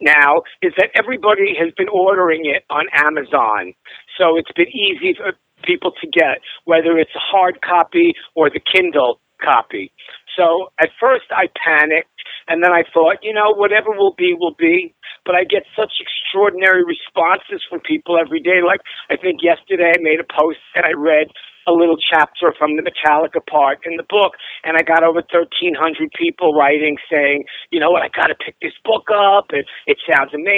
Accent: New York City, New York, United States; growing up in Brooklyn

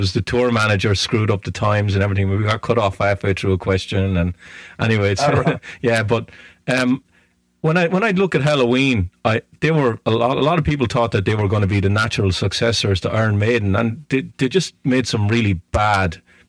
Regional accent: Ireland; moved away as an adult; I'm Irish.

